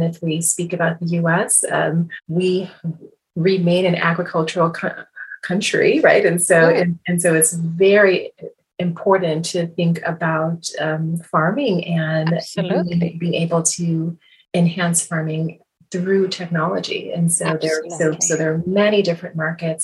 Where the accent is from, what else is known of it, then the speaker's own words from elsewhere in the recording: Midwest, United States; I am actually from the Midwest